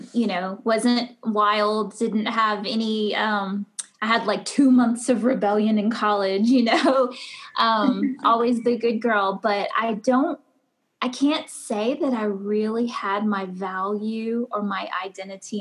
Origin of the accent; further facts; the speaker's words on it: South Louisiana, United States; moved away as an adult; also born or lived in Brisbane, Australia; now in Aiken, United States; I'm originally from South Louisiana